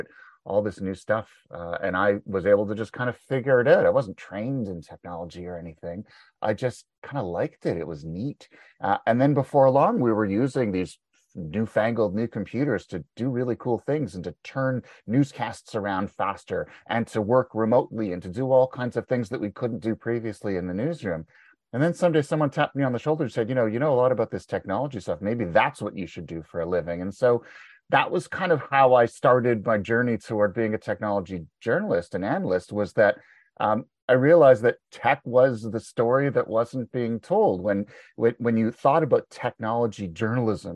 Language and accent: English; Montreal, Quebec, Canada; moved away as an adult; now in Ontario, Canada; I was born and raised in Montreal. But I live in Ontario now. I've been here for about 25 years.